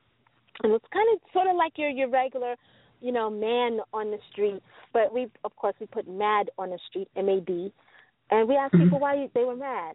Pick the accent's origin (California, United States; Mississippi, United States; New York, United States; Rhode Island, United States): New York, United States; New York City; Growing up in New York City, we're surrounded by what we call the housing projects